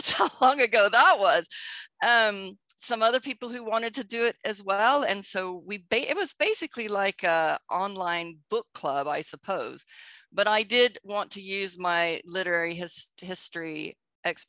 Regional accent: Texas, United States; moved away as an adult; also born or lived in United Kingdom; I spent 25 years in Britain, even though I grew up in Texas. I'm back in Texas now

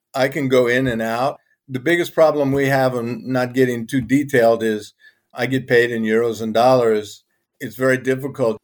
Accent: Louisiana, United States; moved away as an adult; now in Turkey; I'm a Cajun

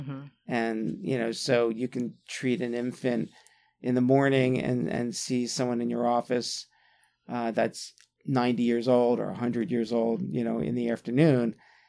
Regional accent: Atlantic City, New Jersey, United States; born or raised there; moved away as an adult; also born or lived in Arizona / San Francisco / Philadelphia

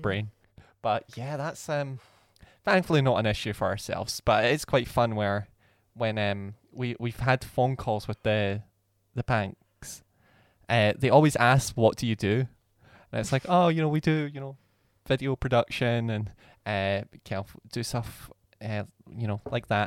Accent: Scotland, United Kingdom; we're from Scotland

